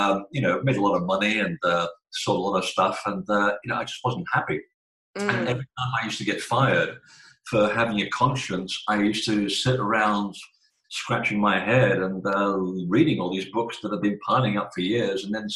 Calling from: Portland, Maine, United States; Portland, Maine. We're having a very unusual hot day.

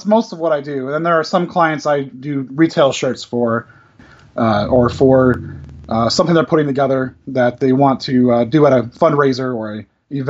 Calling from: Aiken, South Carolina, United States; I'm calling from Aiken, South Carolina in the United States.

